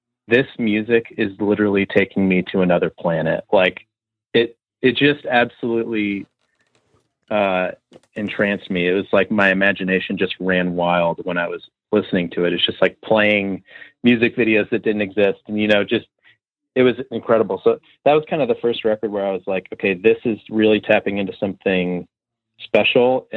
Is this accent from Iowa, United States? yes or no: no; Northville, Michigan, United States; also born or lived in Ann Arbor, Michigan; now in Nashville, United States; I grew up in Northville, Michigan, which is sort of a suburb of Detroit. I grew up there. I was born and raised there most of my life